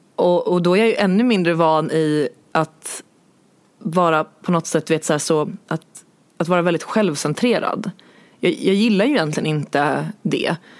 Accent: Stockholm, Stockholm County, Sweden; jag kommer från Stockholm

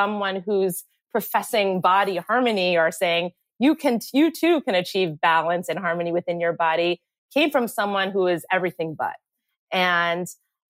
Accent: United States; we grew up right outside New York City

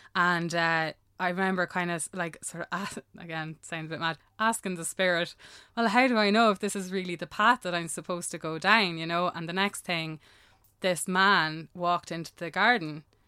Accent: Ireland; I'm Irish

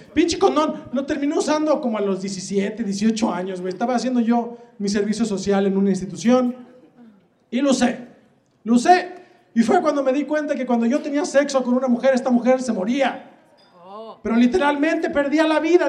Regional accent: Guadalajara, Jalisco, Mexico; soy de Guadalajara, Jalisco

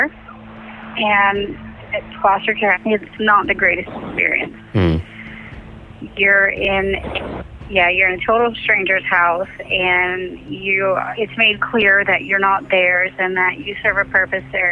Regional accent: Bartow, Florida, United States; I was born in Bartow

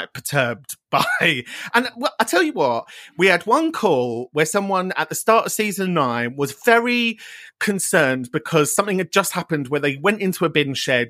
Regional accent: London, United Kingdom; moved away as an adult; now in Manchester, United Kingdom; I grew up in North London.

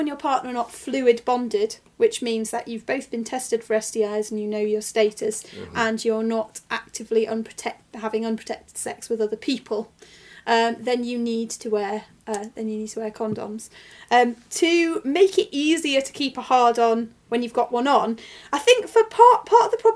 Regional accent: Macclesfield, North West England, United Kingdom; my hometown of Macclesfield.

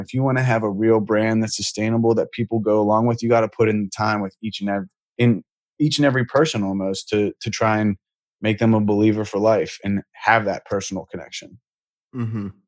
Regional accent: Pittsburgh, Pennsylvania, United States; I'm from Pittsburgh. So in high school, I was in a band

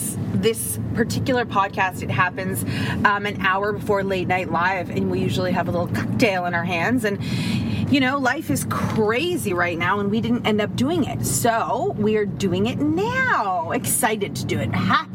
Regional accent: Toronto, Ontario, Canada; we're from Toronto.

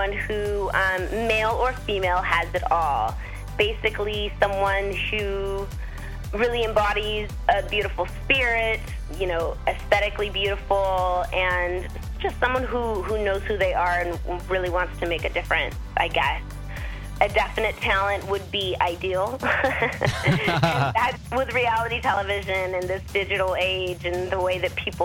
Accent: Arizona, United States

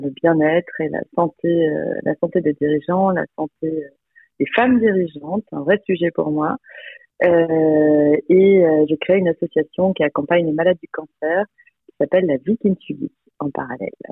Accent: Lille, Hauts-de-France, France; also born or lived in Croix; Je suis originaire de Lille, je suis née à Croix

